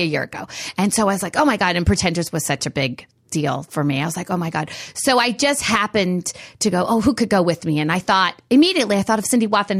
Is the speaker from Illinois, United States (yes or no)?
no; Reedley, California, United States; my hometown, which was Reedley, outside of Fresno